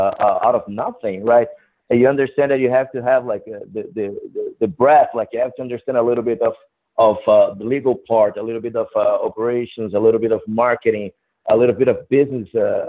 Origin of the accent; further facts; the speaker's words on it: Brazil; moved away as an adult; also born or lived in Madrid / Philadelphia; now in New York, United States; I grew up in Brazil, actually.